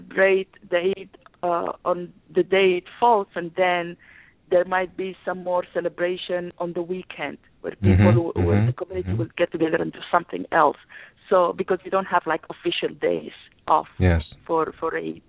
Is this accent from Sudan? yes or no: yes; Sudan; now in United States; I'm originally born and raised in Sudan